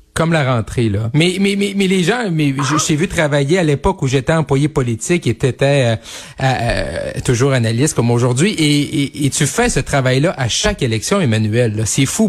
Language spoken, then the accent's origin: French; Quebec, Canada; un jeune bleuet comme moi du Saguenay-Lac-Saint-Jean